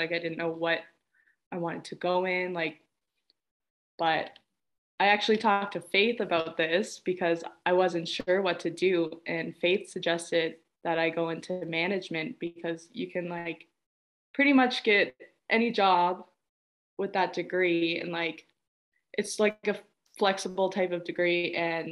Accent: Millbrook, Nova Scotia, Canada; moved away; I grew up in Millbrook First Nation in Nova Scotia, and I love Millbrook

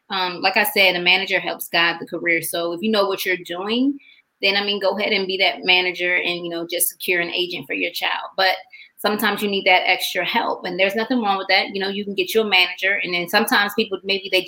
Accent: Macon, Georgia, United States; also born or lived in Washington metropolitan area; from Georgia. I'm from Macon, Georgia.

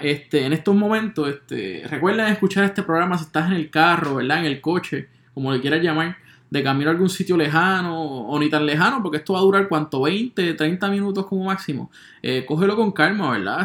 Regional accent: Puerto Rico; yo soy un puertorriqueño

